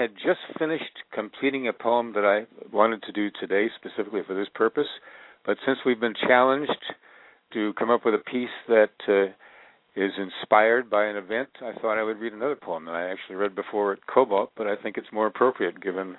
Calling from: Northridge, California, United States

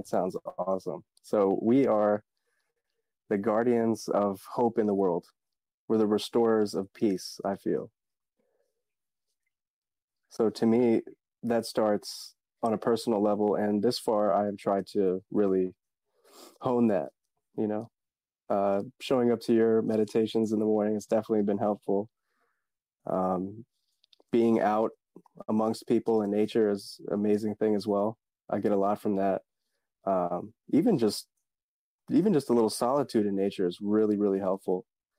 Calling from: Woodbridge, Virginia, United States; I am shifting from Virginia, Woodbridge, Virginia, which is kind of a suburb of Washington, D.C.

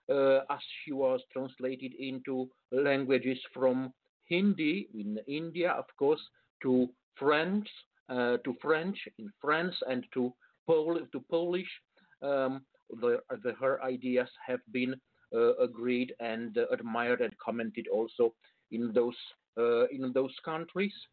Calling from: Bucharest, Romania; Uh, actually, I'm coming from Bucharest. It's uh, some uh, 800 kilometers east of Budapest

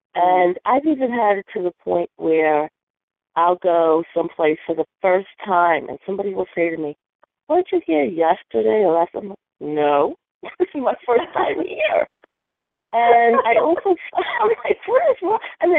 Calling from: Virginia, United States; I'm calling from Virginia.

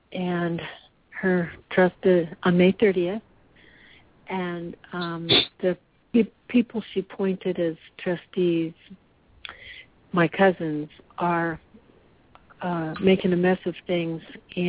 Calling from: Central Coast of California, United States; I'm calling from the Central Coast of California.

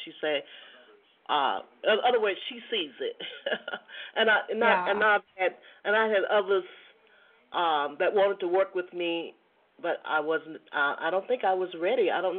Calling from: Georgia, United States; I'm calling from Georgia.

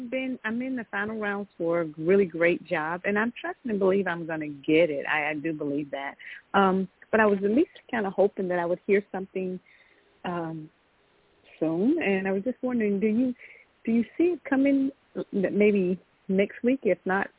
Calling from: Georgia, United States; I'm calling from Georgia.

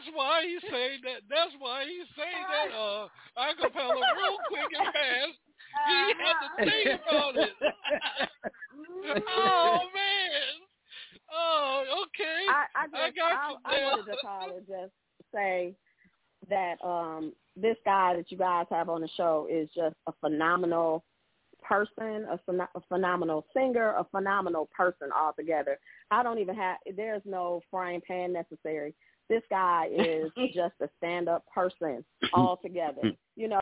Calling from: Atlanta, Georgia, United States; I'm calling from Atlanta

